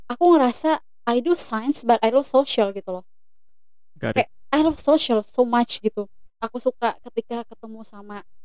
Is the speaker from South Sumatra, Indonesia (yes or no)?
yes; Palembang, South Sumatra, Indonesia; aku nih dari Palembang guys